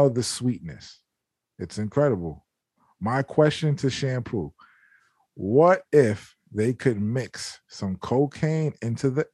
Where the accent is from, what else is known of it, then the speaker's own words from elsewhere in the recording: Fort Lauderdale, Florida, United States; born in fucking Fort Lauderdale.